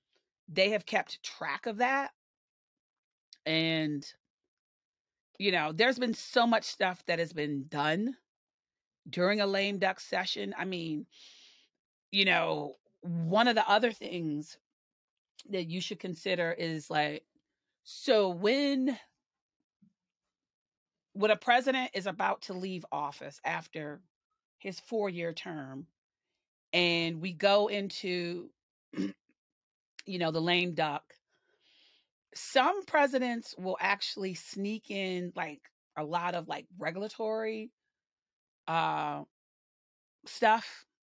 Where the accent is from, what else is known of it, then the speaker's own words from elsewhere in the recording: the South, United States; because I'm a Southerner and I'm proud to be a Southerner. But those of us in the South, we call people touched.